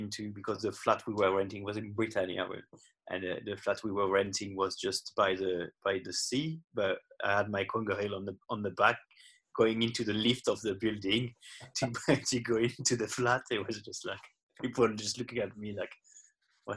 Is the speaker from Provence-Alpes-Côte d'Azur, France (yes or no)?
yes; south coast near Marseille, Provence-Alpes-Côte d'Azur, France; English is a second language; moved away as an adult; now in United Kingdom; I'm from France. I'm born on the south coast near Marseille, and where I grew up and started spearfishing